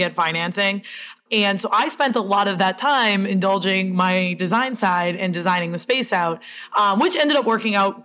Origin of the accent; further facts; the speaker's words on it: Princeton, Massachusetts, United States; also born or lived in Fitchburg, Massachusetts; I grew up in Fitchburg and then Princeton